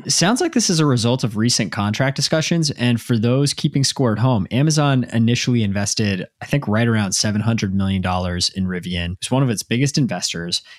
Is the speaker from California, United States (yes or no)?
no; Dallas, Texas, United States; now in Massachusetts, United States; I grew up in Dallas